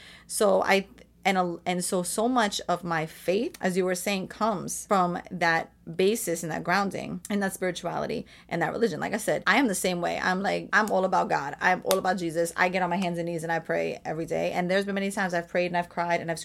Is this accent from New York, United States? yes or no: yes; New York City, New York, United States; also born or lived in Rockaway; we went to the same elementary school together up until I went to Our Lady of Solace in the Bronx.